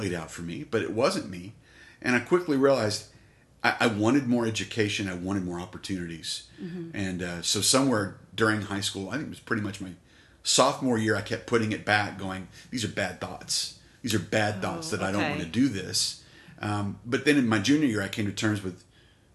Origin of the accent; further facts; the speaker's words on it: Colorado City, Texas, United States; now in Abilene, United States; Born at Root Memorial Hospital, former hospital there in Colorado City in 72, and raised there until I came to college.